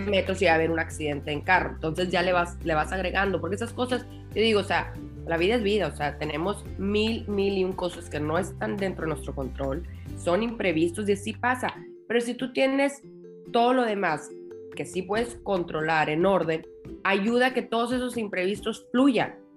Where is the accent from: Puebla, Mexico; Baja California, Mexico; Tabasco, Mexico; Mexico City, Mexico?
Baja California, Mexico; Tijuana; moved away as an adult; also born or lived in Guadalajara; yo soy de Tijuana eh, y a los cinco años de casada me, me mudé a Guadalajara